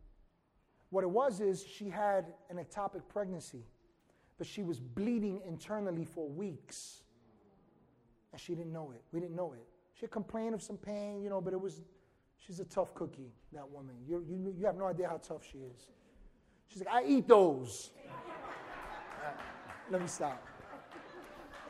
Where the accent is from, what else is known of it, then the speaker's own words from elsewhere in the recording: New York City, New York, United States; growing up in Washington Heights in some of the craziest times